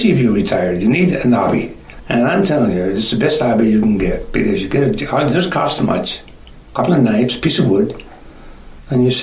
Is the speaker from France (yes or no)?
no; Trinity Bay, Newfoundland and Labrador, Canada; now in Wasaga Beach, Canada; Not as a little boy growing up in Trinity Bay.